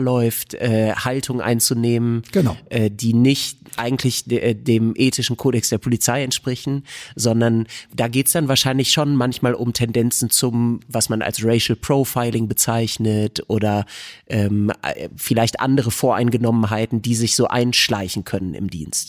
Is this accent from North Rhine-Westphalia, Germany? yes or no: yes; Bad Salzuflen, North Rhine-Westphalia, Germany; Bad Salzuflen, wo ich herkomme